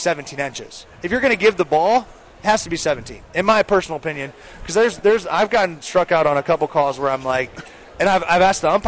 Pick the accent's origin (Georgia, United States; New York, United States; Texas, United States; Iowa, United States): Iowa, United States; I'm from Iowa, and all my family's in Iowa.